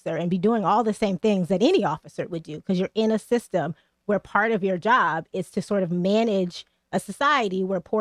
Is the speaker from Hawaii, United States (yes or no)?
no; Atlanta, Georgia, United States; moved away as an adult; also born or lived in New Haven, Connecticut; I went to college at Yale, so I went to college here, but I'm from Atlanta